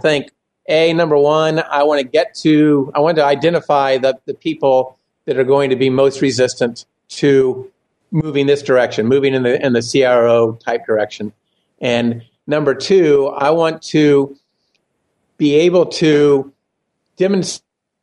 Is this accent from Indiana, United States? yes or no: yes; Indiana, United States; moved away as an adult; now in Texas, United States; I'm originally from Indiana